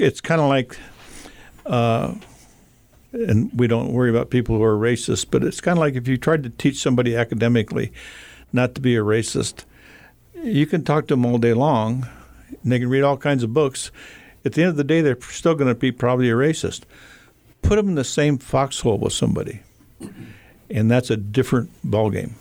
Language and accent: English; Havre, Montana, United States; I grew up in Havermontana